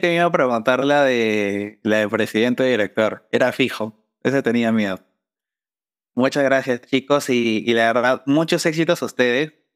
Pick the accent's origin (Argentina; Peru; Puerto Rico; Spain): Peru; mi país